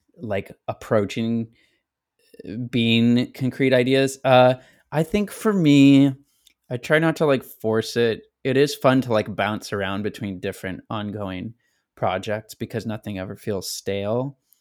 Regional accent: Elk Grove, California, United States; also born or lived in Sacramento, California; my hometown of Elk Grove

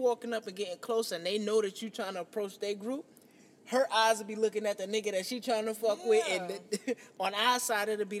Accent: New York, United States; moved away; when we grew up in New York, it was me and my homeboys

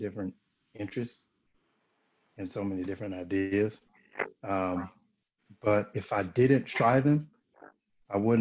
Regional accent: North Carolina, United States; I'm from North Carolina

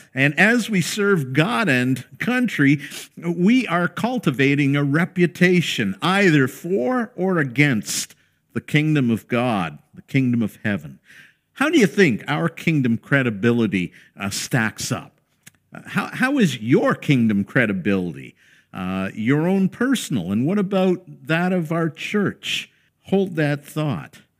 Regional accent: Canada; we hold as Canadian citizens

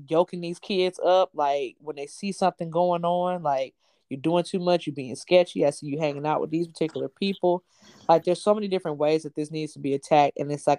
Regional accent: Atlanta, Georgia, United States; growing up in Atlanta, we had Camp Best Friends and the YMCAs and stuff.

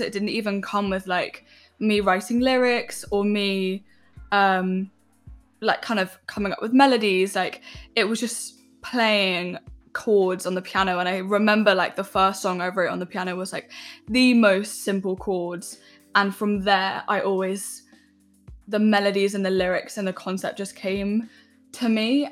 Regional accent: London, United Kingdom; I grew up in West London

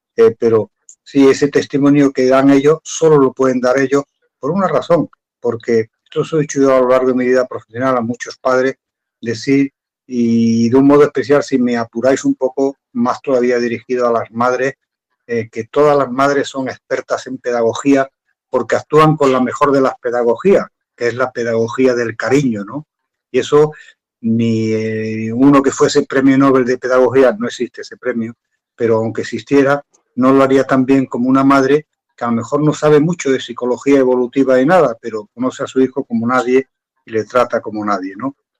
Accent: Andalusia, Spain; yo soy andaluz

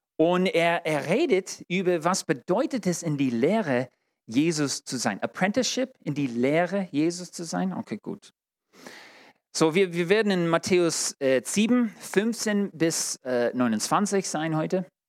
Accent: United States; German is a second language; now in Germany; Ich als Amerikaner

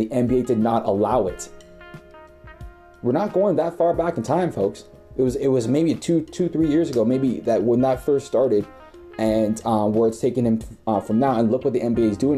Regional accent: Toronto, Ontario, Canada; I'm from Toronto

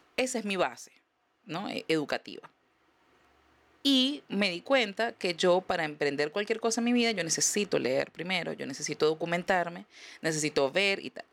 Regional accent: Venezuela; moved away as an adult

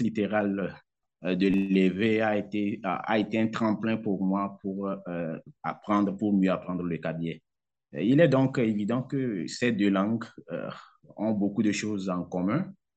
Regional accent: southern Togo, Togo; first language Kabiye; French is a second language; les milieux dans lesquels moi j'ai grandi, j'ai fréquenté, j'ai fait mes cours primaires et secondaires. C'est dans la partie sud du pays

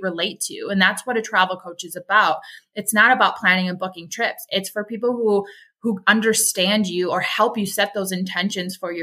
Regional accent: Milwaukee, Wisconsin, United States; I grew up in Milwaukee, Wisconsin

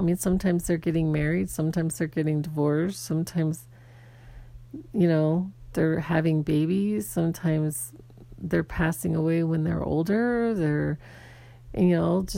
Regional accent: Arizona, United States; I grew up in Arizona, and when I was young, I did not grow up with a lot of diversity

